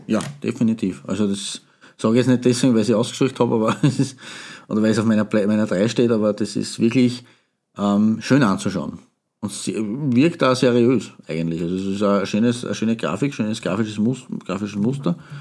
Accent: Austria; hier bei uns in Österreich

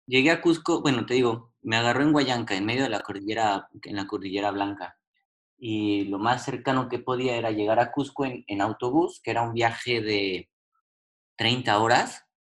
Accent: Mexico; yo como mexicano lo estoy viendo

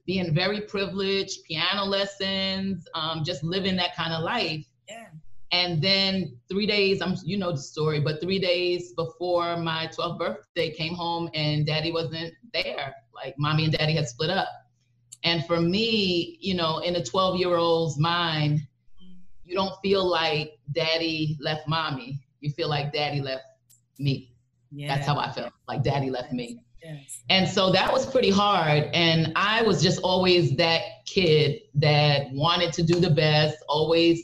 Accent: East Orange, New Jersey, United States; East Orange, New Jersey, born and bred.

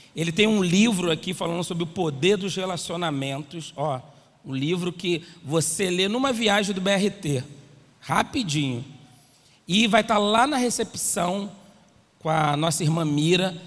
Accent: Rio de Janeiro, Brazil; eu sou do Nordeste aqui do Jabu, de senador Camará.

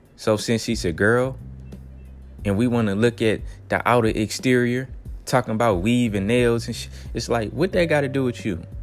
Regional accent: Texas, United States; I'm from Texas

